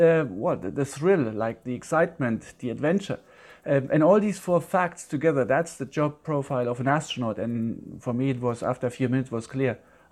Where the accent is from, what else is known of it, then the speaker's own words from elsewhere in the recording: Yorkshire and the Humber, United Kingdom; But I still remember born and bred in Yorkshire.